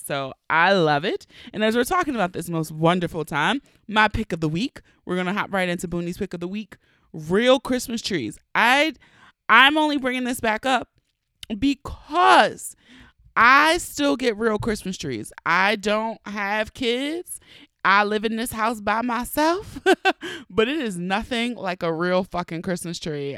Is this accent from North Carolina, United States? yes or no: no; Baltimore, Maryland, United States; accent: Baltimore; my true Baltimore accent